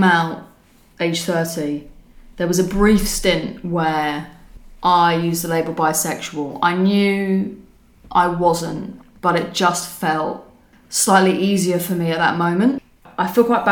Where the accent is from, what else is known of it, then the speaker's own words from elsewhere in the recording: London, United Kingdom; I was born in 1986 and I grew up in London